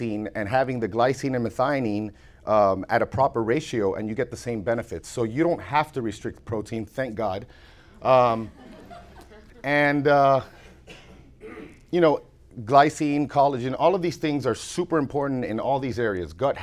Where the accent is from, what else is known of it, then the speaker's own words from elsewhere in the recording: Florida, United States; I'm from Florida